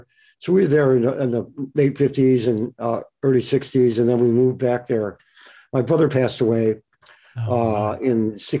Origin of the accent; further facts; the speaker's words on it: Detroit, Michigan, United States; moved away as an adult; also born or lived in Buffalo, New York / Florida; now in Oregon, United States; I was born in Buffalo. We moved. My mom wanted to get out of Buffalo. So we moved to a long time ago. Mm-hmm. And moved to Florida for about 5-6 years. We left there, went to Detroit. My mom's sister lived there. So we're in Detroit, you know, big burgeoning working class town.